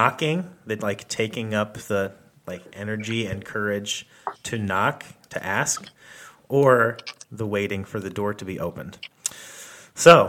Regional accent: Gainesville, Florida, United States; Gainesville, Florida, which is where I grew up in Florida, where I lived when I was a kid

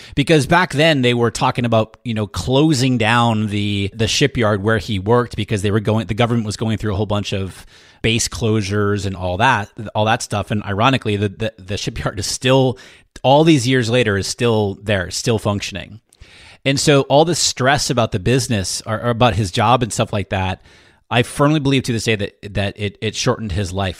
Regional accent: New Hampshire, United States; I grew up in New Hampshire and my dad, very blue collar family, okay? So very middle class in New Hampshire, small town in New Hampshire.

